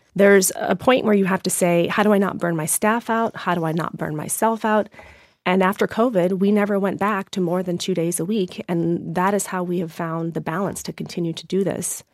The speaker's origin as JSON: {"language": "English", "region": "Maine", "country": "United States", "tie": "born or raised there", "said": "brought myself back to my hometown"}